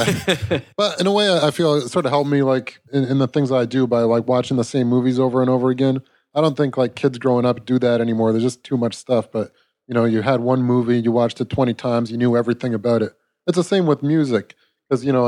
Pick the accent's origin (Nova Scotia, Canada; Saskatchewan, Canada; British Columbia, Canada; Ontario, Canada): Nova Scotia, Canada; Halifax; born or raised there; also born or lived in Calgary, Alberta